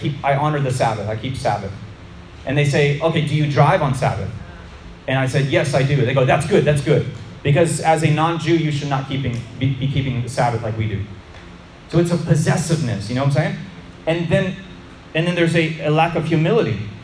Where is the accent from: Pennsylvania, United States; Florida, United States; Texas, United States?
Florida, United States; For a Florida boy like me, growing up in Florida